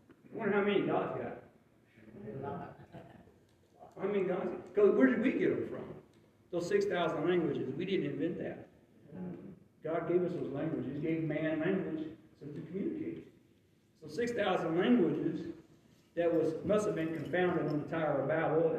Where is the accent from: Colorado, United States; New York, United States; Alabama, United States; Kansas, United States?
Alabama, United States; accent: Southern Hillbilly, Alabama; first language English; my native tongue, Southern Hillbilly, Alabama